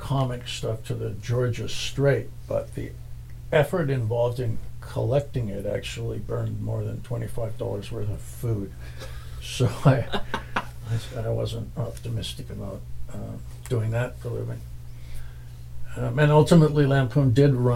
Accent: West Vancouver, British Columbia, Canada; born or raised there

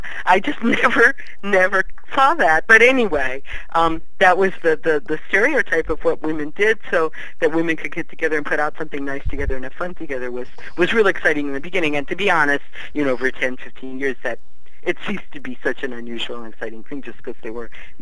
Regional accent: Maryland, United States; also born or lived in Virginia; I was born in Virginia and grew up in Maryland

